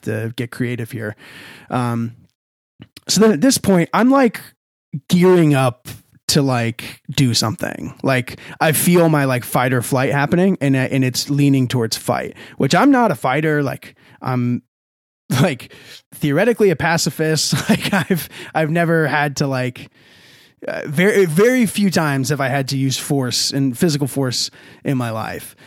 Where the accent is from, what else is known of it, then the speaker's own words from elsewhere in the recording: Texas, United States; I'm from Texas